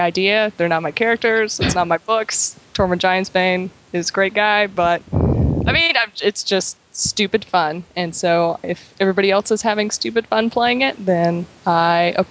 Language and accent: English; the South, United States; I'm from the South